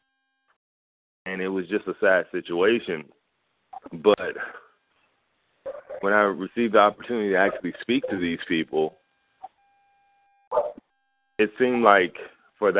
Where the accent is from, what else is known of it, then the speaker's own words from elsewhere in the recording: Los Angeles, California, United States; I'm with Abundant Life International Fellowship, based out of Florida, but I'm from Los Angeles, California